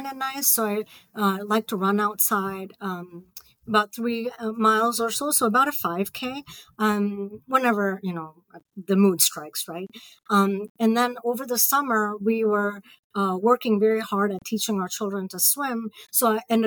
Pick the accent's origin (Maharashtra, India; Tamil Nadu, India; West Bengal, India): Maharashtra, India; Mumbai; moved away as an adult; also born or lived in Ohio, United States / Peoria, Illinois / United Kingdom; now in Columbus, Indiana, United States; I grew up in Bombay.